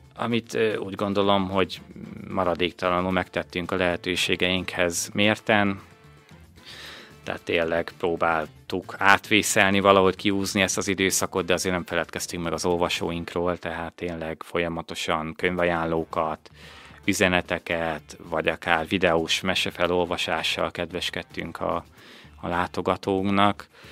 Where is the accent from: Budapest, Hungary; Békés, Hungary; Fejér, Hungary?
Békés, Hungary; Újkígyós; also born or lived in Szeged; én új kígyósi származású vagyok, viszont az mindig is fontosnak éreztem, hogy ne szakadjak el a, a, a szülőföldemtől